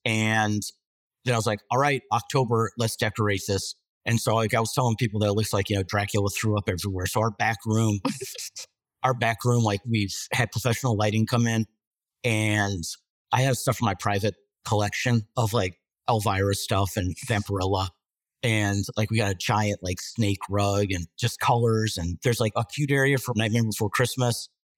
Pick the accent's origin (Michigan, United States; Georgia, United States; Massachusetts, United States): Michigan, United States; moved away as an adult; also born or lived in Australia; now in Wilmington, United States; I'm 9 years older than you. So like, I mean, Uncle Joe status. But no, like, so I grew up in Michigan, middle class, divorced parents